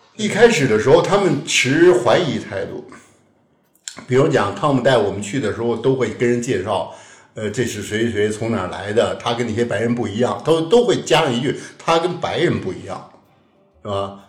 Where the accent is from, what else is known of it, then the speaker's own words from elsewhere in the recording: Beijing, China; 我小时候的北京